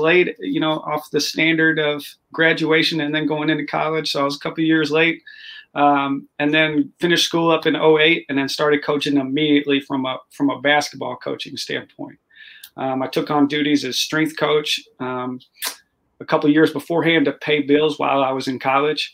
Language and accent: English; Austin, Texas, United States; now in St. Louis, United States; born and raised Austin, Texas